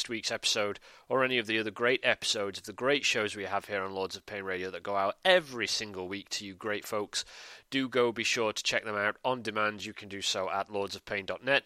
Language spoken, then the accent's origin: English; United Kingdom; I'm a Brit, as you can probably tell from the accent